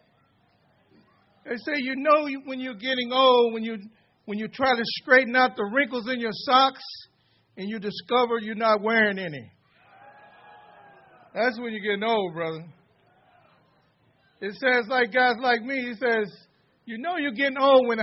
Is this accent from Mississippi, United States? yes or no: yes; Mississippi, United States; also born or lived in Greater Long Beach; now in Los Angeles, United States; I'm from Mississippi